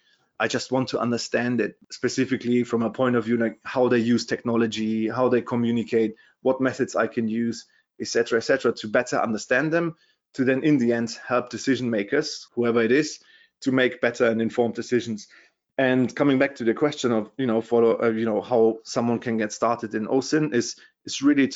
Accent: Germany; accent: German; English is a second language; also born or lived in London, United Kingdom; as you can hear from my Terminator accent, I'm from Germany originally.

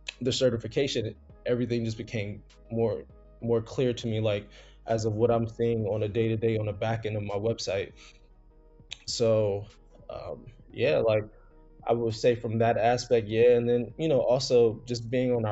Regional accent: South Carolina, United States; moved away as an adult; also born or lived in New Jersey; now in New York, United States; so I was born in Jersey, moved down to South Carolina when I was 7, raised in the South. So I graduated high school in South Carolina.

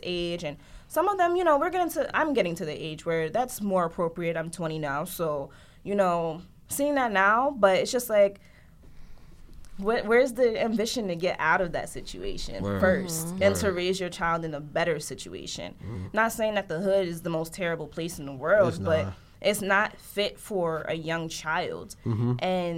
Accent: Paterson, New Jersey, United States; I grew up in Patterson

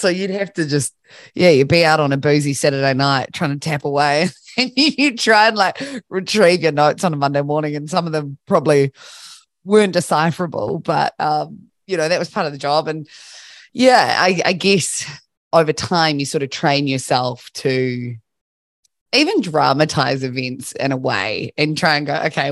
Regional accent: Christchurch, Canterbury, New Zealand; based in my hometown, Christchurch

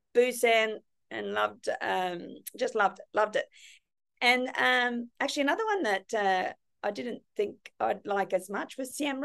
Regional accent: Cairns, Queensland, Australia; also born or lived in Gold Coast / Kirra; I'm actually from Cairns. Born and bred in Cairns. Yeah. I went to school here

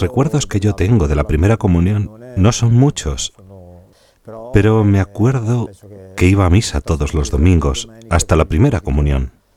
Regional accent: Lumezzane, Lombardy, Italy; de Lumezzane, en la provincia de Brescia, Italia

